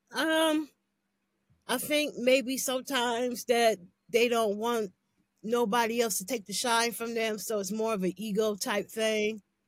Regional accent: Canton, Ohio, United States; also born or lived in Cleveland; I'm from Canton, but I'm always in Cleveland.

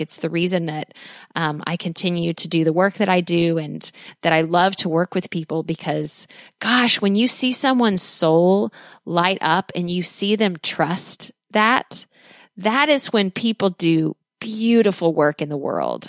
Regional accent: United States; as an American

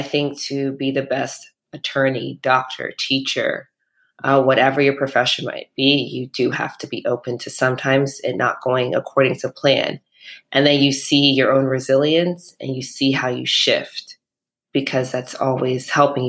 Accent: Midwest, United States; moved away as an adult; also born or lived in New York; I'm from the Midwest originally, and my parents are immigrants here

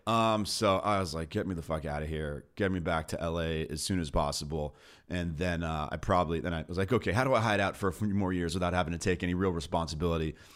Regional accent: Beverly Hills, California, United States; grew up in L A in Beverly Hills

